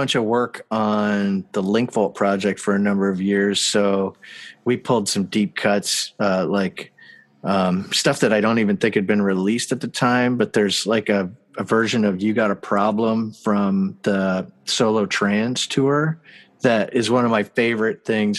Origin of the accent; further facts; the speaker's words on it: Canada; Oh yeah. I'm from Canada.